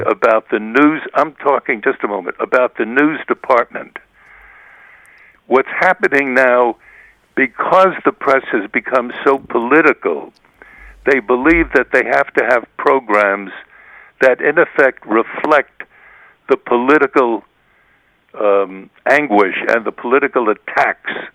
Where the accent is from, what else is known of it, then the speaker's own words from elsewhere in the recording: United States; those of us who have been raised um, in the United States as American reporters